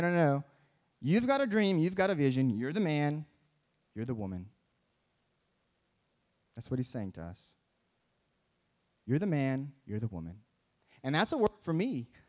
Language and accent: English; Michigan, United States; and I'm from Michigan, so we have the Great Lakes.